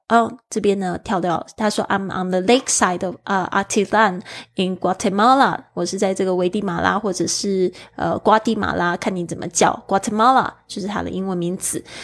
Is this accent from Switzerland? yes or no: yes; Switzerland; I come from Switzerland。